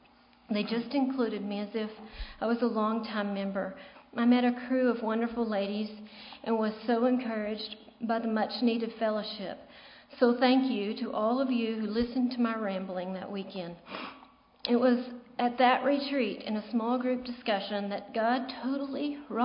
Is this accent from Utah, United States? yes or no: no; Odessa, Texas, United States; now in Lubbock, United States; David and I grew up in Odessa. We raised our families there. We raised our kids there in Odessa.